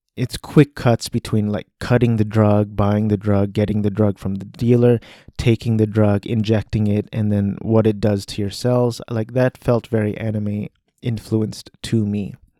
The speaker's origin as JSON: {"language": "English", "country": "United States", "said": "I'm an American male, Asian American male."}